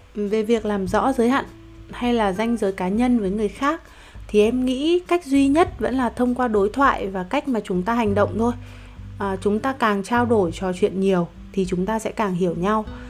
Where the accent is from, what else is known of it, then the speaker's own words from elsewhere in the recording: Vietnam; em cũng sinh ra và lớn lên ở Việt Nam